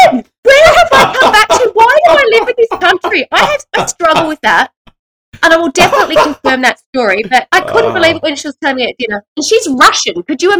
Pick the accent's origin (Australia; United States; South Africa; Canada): Australia; I feel like I carry this as an Australian.